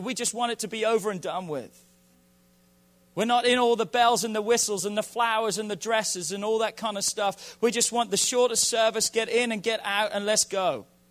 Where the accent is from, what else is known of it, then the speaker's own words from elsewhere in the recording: England, United Kingdom; I'm from England